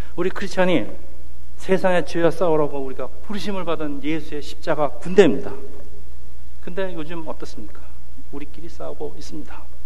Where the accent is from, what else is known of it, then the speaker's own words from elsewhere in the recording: South Korea; moved away as an adult; now in United States; 한국 이민 1세들의 그 저희 세대의 75%가 교회에 적을 두고 있다는 보고서가 있는데